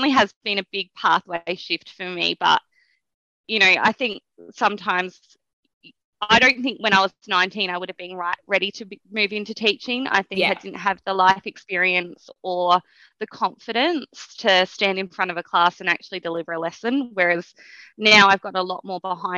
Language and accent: English; Adelaide, South Australia, Australia; moved away; I grew up in Adelaide, sort of went to school right in the CBD, right in the centre of the city.